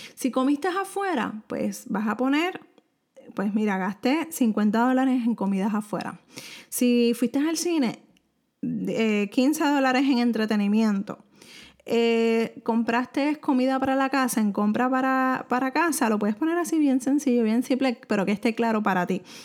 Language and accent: Spanish; Puerto Rico; soy de Puerto Rico